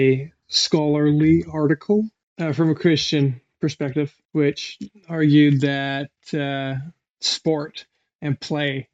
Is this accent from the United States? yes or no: no; Canada; I'm Canadian